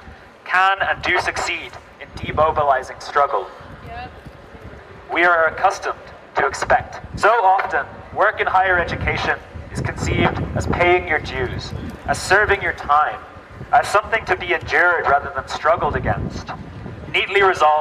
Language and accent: English; Ireland; now in California, United States; I'm also an international student here. I'm from Ireland.